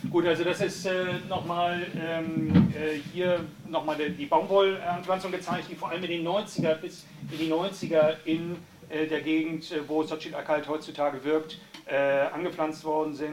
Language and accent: German; Nicaragua; Ich komme auch aus Nicaragua